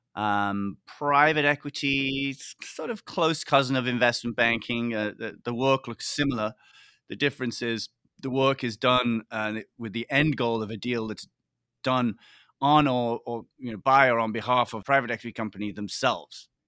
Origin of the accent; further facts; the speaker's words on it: Liverpool, North West England, United Kingdom; moved away as an adult; also born or lived in Oxford / Hong Kong / New York; I grew up in Liverpool, big city in the U K